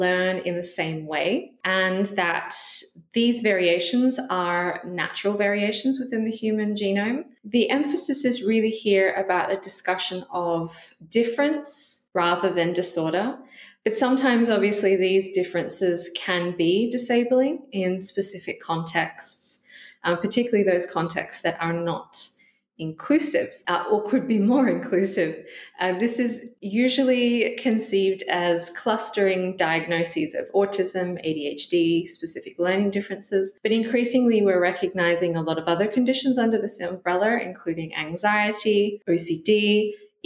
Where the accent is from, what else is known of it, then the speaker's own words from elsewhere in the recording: Australia; moved away as an adult; also born or lived in Western Australia / Canada; now in Glasgow, United Kingdom; I'm originally from Australia